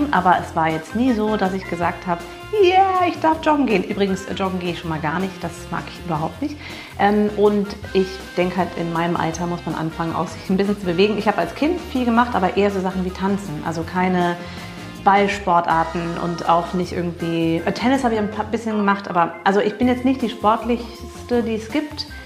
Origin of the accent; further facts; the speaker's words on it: United States; weil ich schon vor Jahren als Amerikanerin auf diesen ganzen Großveranstaltungen war. Ob das Baseball war oder Football.